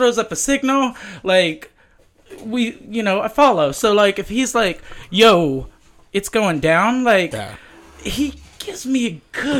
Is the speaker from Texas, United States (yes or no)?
yes; Houston, Texas, United States; moved away; I was born and raised in Houston.